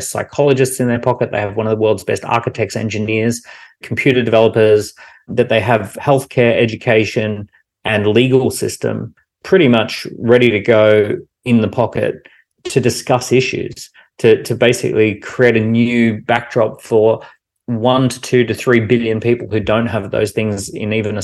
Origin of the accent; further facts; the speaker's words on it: Australia; Growing up in Australia, I was guaranteed education and I was guaranteed healthcare